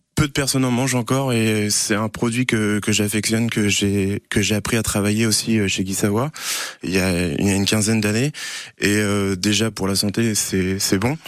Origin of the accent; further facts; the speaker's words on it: Rosay-sur-Lieure, Normandy, France; j'ai grandi à Rosé-sur-Lière